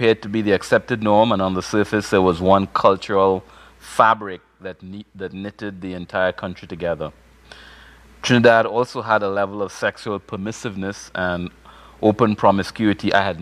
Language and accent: English; Malawi; I was born in the African country of Malawi